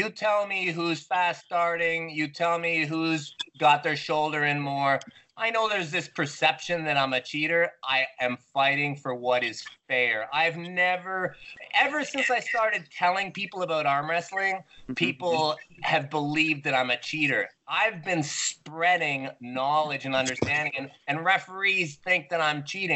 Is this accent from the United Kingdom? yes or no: no; Canada; I'm the Canadian